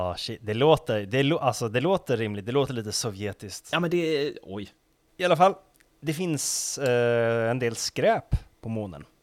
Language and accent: Swedish; Kalix, Norrbotten County, Sweden; en liksom, jag är från Kalix